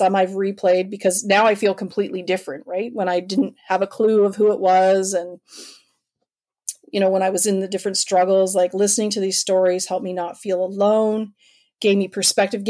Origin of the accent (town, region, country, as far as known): Canada